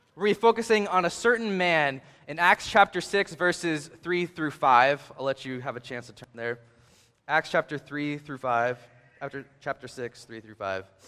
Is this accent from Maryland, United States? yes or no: yes; Hagerstown, Maryland, United States; I grew up in Hagerstown, Maryland